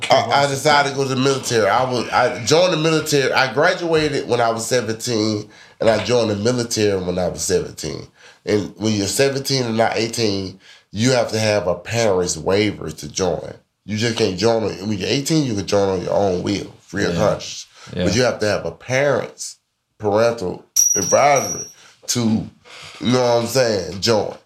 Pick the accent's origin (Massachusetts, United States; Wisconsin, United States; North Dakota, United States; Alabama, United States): Alabama, United States; Birmingham; I'm from Birmingham, Murderham